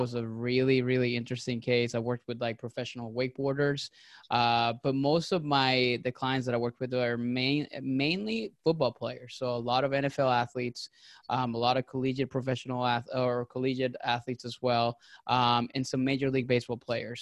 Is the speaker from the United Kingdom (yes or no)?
no; Venezuela; now in Tampa, United States; I'm originally from Venezuela